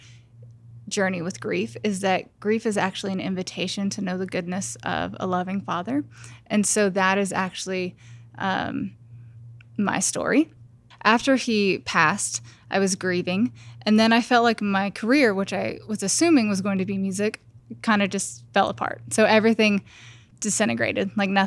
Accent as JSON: {"language": "English", "region": "New Mexico", "country": "United States", "tie": "born or raised there", "also_born_or_lived": "Los Angeles", "moved": "as an adult", "said": "I grew up in New Mexico, and then after college, I moved to Los Angeles, and so I lived there for 10 years"}